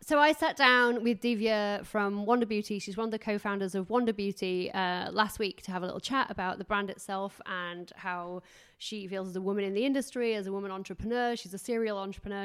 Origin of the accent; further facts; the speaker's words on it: England, United Kingdom; I'm English